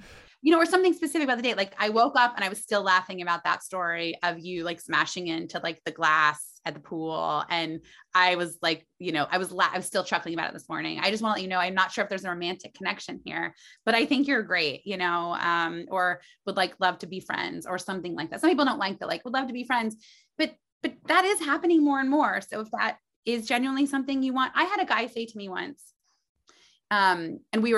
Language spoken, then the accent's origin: English; Muncie, Indiana, United States; moved away as an adult; now in New York City, United States; I was from Muncie, Indiana